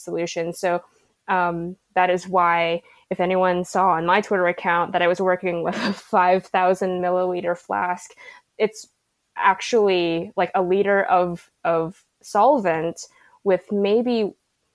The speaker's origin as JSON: {"language": "English", "town": "Santa Clarita", "region": "California", "country": "United States", "moved": "yes", "lives_now": "San Diego, United States", "said": "I'm from a little bit north of San Diego. So I'm from Santa Clarita."}